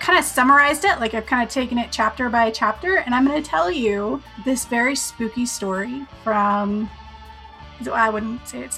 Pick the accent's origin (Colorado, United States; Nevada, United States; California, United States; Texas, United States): Colorado, United States; I'm from Colorado